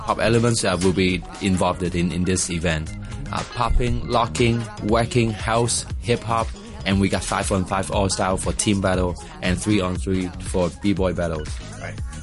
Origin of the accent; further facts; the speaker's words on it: Hong Kong; I'm from Hong Kong